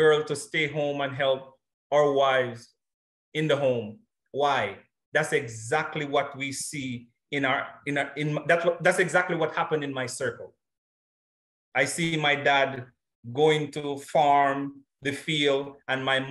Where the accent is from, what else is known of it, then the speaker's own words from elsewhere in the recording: James Hill, Clarendon, Jamaica; The community I was raised in is a little rural community in the Jamaica, the parish of Clarendon, that is James Hill